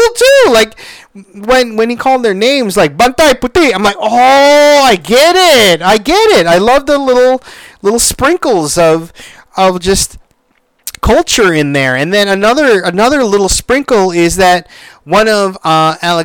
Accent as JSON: {"language": "English", "country": "Philippines", "said": "I am Filipino"}